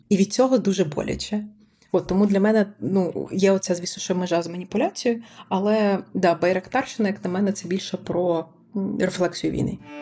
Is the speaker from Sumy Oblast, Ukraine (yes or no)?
yes; Sumy Oblast, Ukraine; я з Сумщини